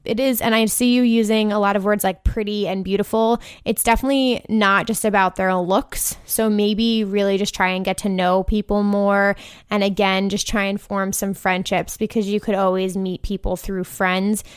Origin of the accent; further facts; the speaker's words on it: New York City, New York, United States; I'm from the New York City area